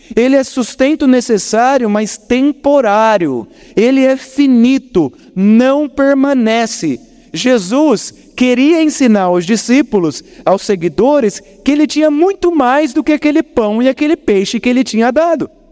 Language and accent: Portuguese; Botucatu, São Paulo, Brazil; now in Curitiba, Brazil; eu estive na minha cidade natal, eu peguei o feriado de finados e fui rapidamente para Botucatu